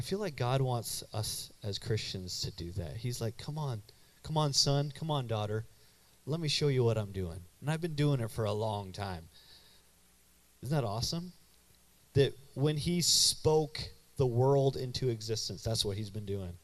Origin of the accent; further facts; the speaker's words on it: Canada; moved away as an adult; now in United States; I grew up in what in Canada we call UPC